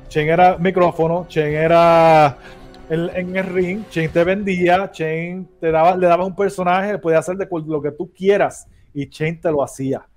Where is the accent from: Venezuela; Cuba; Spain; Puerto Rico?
Puerto Rico; Ponce; yo soy de Ponce